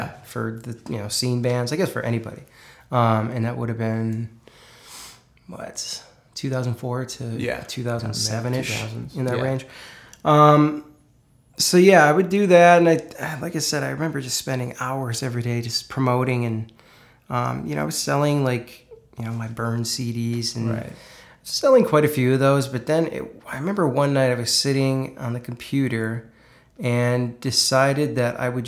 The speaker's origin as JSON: {"language": "English", "town": "Duluth", "region": "Minnesota", "country": "United States", "tie": "born or raised there", "moved": "as an adult", "lives_now": "Nashville, United States", "said": "came back to my hometown, Duluth, Minnesota"}